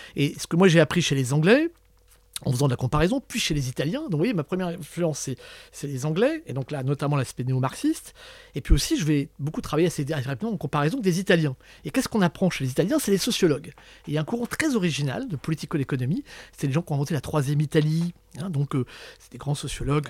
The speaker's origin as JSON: {"language": "French", "region": "Brittany", "country": "France", "said": "Je suis breton"}